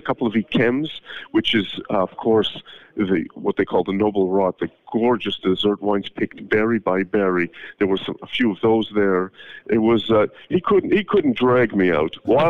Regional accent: Canada; I'm from Canada

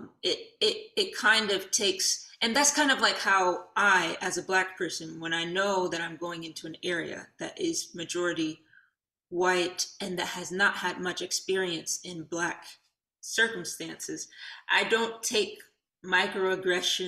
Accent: Detroit, Michigan, United States; we were born and raised in Detroit

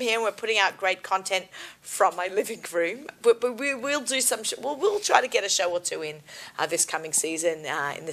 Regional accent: Sydney, New South Wales, Australia; now in New York, United States; I'm from Sydney. Beautiful. I always say I feel so blessed that I grew up in Sydney, Australia

